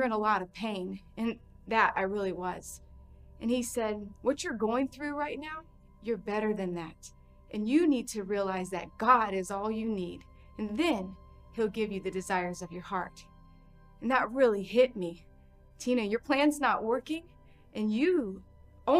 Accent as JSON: {"language": "English", "town": "Largo", "region": "Florida", "country": "United States", "tie": "born or raised there", "said": "I ended up finding a really awesome church in my hometown of Largo, Florida"}